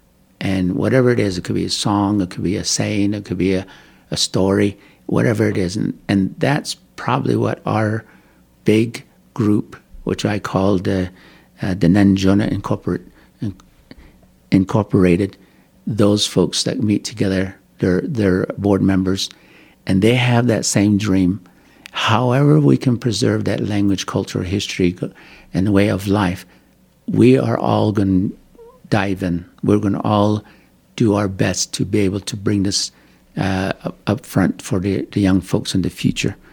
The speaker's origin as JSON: {"language": "English", "town": "Kayenta", "region": "Arizona", "country": "United States", "also_born_or_lived": "Tucson, Arizona / Utah", "moved": "as an adult", "said": "I come from Kayenta, Arizona. I've lived there, and then I traveled to Tucson, Arizona, where I get my education. And then I moved to Utah"}